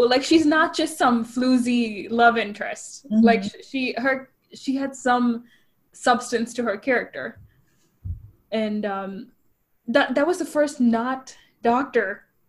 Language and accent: English; Chennai, Tamil Nadu, India; first language English; moved away as an adult; now in United States; I grew up in Chennai, so the film scene wasn't huge